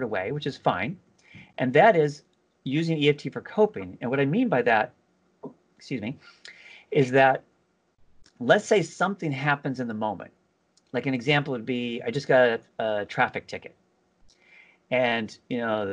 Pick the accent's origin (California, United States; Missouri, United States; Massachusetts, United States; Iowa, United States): California, United States; now in East Coast, United States; I'm originally from California